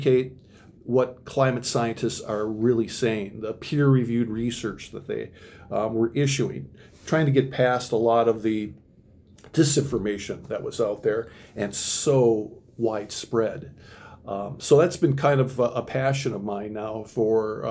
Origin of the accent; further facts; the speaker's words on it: Minnesota, United States; moved away as an adult; now in Oregon, Wisconsin, United States; I'm originally from Minnesota